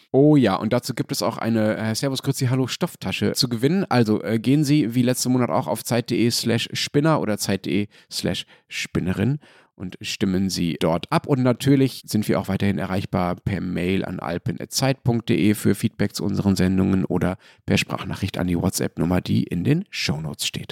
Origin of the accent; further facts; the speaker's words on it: Germany; als Deutscher